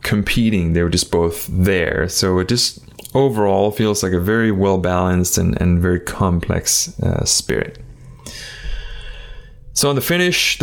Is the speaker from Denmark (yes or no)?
yes; Denmark; moved away; I am actually originally from Denmark